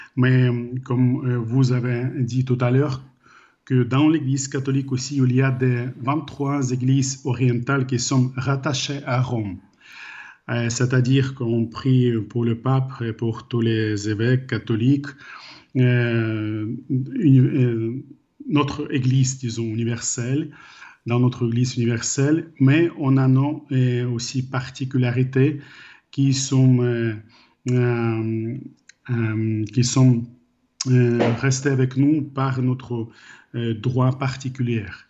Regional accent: Ukraine; French is a second language; moved away as an adult; also born or lived in Ireland; j'ai grandi en Ukraine après le moment de perestroïka

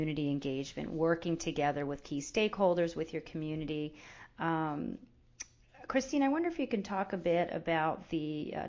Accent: Northeast, United States; I'm from the Northeast.

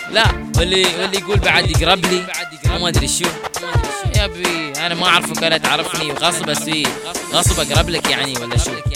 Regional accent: Abu Dhabi, United Arab Emirates; انا اماراتي بالتحديد من ابو ظبي

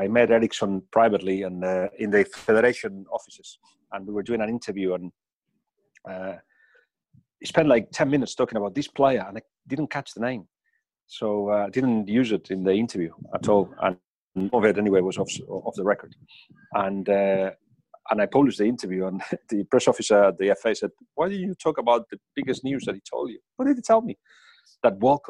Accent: Spain

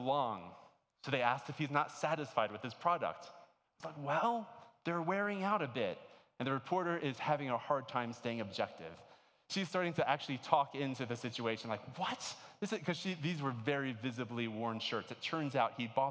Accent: Maryland, United States; moved away as an adult; I grew up in Maryland. My entire life up until college, I was in Maryland

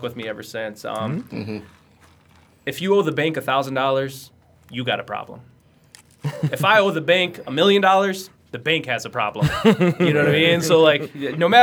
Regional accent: United States; accent: American; they know that we're American right away. They can hear it in our voices

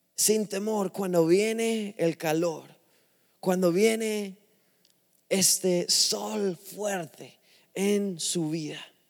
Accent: England, United Kingdom; Spanish is a second language; now in Miami, United States; no soy de un, país que habla español, soy inglés, de Inglaterra

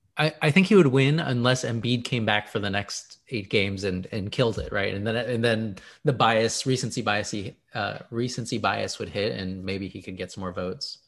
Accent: Houston, Texas, United States; I am from Houston

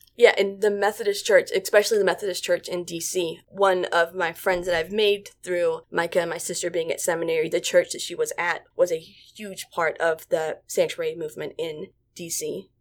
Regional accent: Staunton, Virginia, United States; I was coming from Stanton from a small rural town

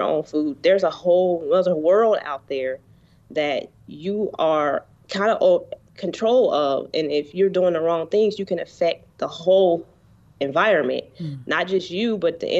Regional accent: Cincinnati, Ohio, United States; also born or lived in Columbus, Ohio / Georgia; I was born in Cincinnati, in the city

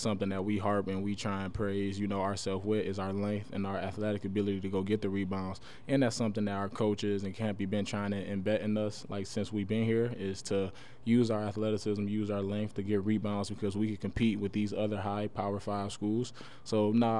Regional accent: Pontiac, Michigan, United States; growing up in Pontiac

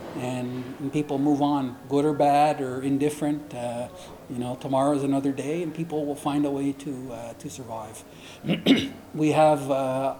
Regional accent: Kahnawake, Quebec, Canada; I was born and raised there

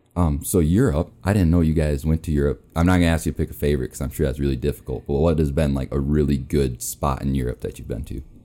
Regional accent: Minnesota, United States; now in Rapid City, United States; I'm from Minnesota

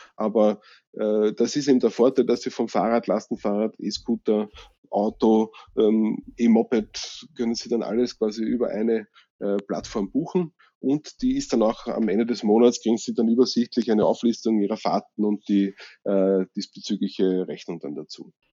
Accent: Vienna, Austria; bei uns in Österreich

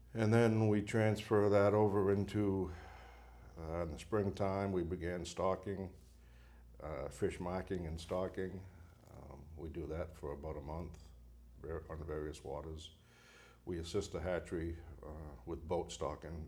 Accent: Bangor, Maine, United States; I was born and raised in Bangor, Maine

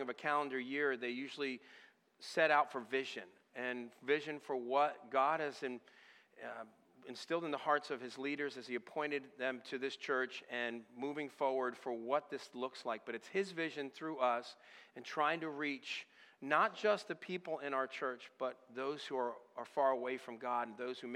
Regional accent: Northeast, New England, United States; moved away as an adult; I'm originally from the Northeast area and up even in the New England area

